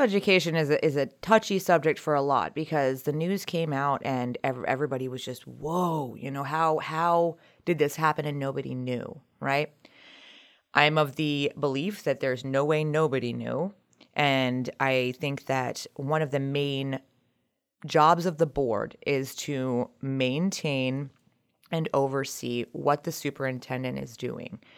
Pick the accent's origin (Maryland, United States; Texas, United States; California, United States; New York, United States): Maryland, United States; Montgomery County; moved away as an adult; also born or lived in Colorado; now in Brunswick, United States; originally from the Montgomery County area, but we moved up to Brunswick in March of twenty twenty